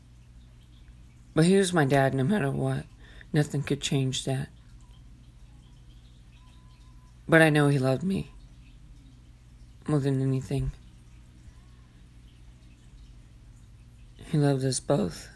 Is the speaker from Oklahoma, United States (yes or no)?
yes; Enid, Oklahoma, United States; in a little bitty town here in Enid